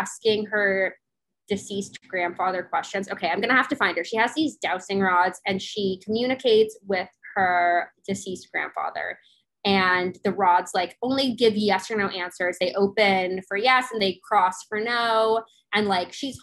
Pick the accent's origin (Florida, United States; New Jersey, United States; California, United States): Florida, United States; also born or lived in Hawaii; I grew up in a divorced household, and not only divorced, but my mom and I moved to Florida from Hawaii when I was like 7